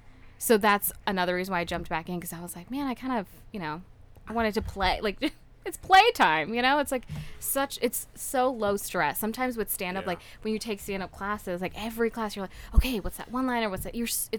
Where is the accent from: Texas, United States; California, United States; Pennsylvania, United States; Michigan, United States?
Texas, United States; Dallas; moved away as an adult; also born or lived in New York; now in Chicago, United States; I was born in New York. Okay. And then my family and I moved to Dallas when I was like a toddler. And okay. Then I just moved to Chicago like 6 months ago.